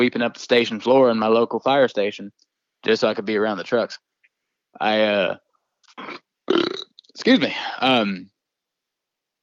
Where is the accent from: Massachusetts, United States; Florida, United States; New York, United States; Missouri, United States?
Florida, United States; moved away; I'm originally from Florida